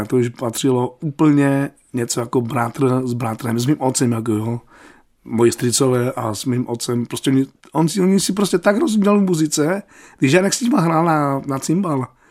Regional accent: Opava, Moravian-Silesian Region, Czechia; ze Slovenska nejsem, já jsem se narodil v Opavě.

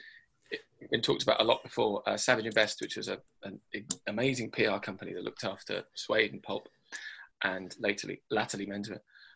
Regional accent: Birmingham, West Midlands, United Kingdom; I was born in the Midlands

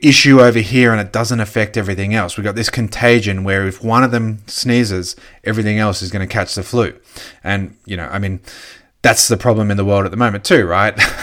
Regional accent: Australia; As an Australian

